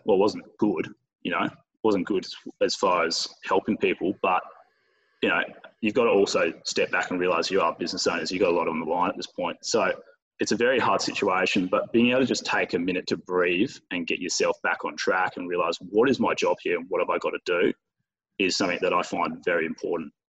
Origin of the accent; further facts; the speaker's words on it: Bunbury, Western Australia, Australia; now in Perth, Australia; I'm from Bunbury. I'm in Perth.